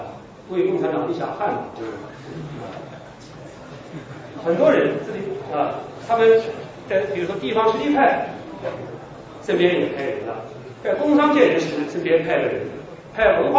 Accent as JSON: {"language": "Chinese", "town": "Wuhan", "region": "Hubei", "country": "China", "said": "我们尊敬的董老爷是我们武汉人，就是湖北人"}